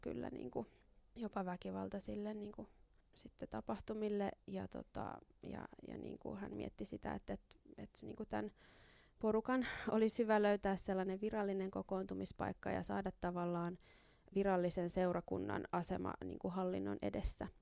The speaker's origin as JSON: {"language": "Finnish", "town": "Helsinki", "region": "Uusimaa", "country": "Finland", "said": "minä olen tällainen helsinkiläinen"}